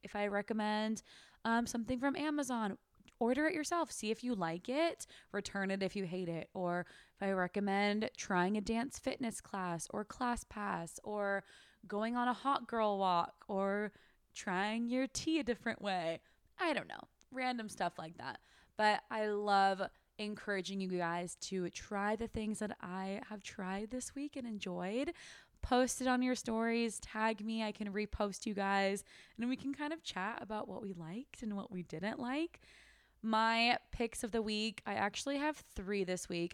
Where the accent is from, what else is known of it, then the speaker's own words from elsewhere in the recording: Sacramento, California, United States; moved away as an adult; also born or lived in Turkey / San Diego, California / Australia; now in Austin, United States; I was raised in Sacramento, California.